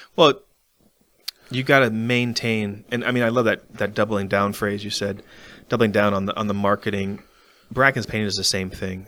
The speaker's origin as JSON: {"language": "English", "town": "Arlington", "region": "Virginia", "country": "United States", "moved": "yes", "said": "I'm from Arlington"}